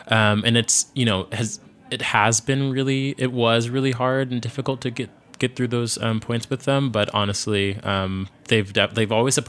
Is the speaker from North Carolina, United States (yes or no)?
no; Virginia, United States; born there; yes, I was born in Virginia, but I spent a lot of my summers and also like family holidays going up to New York.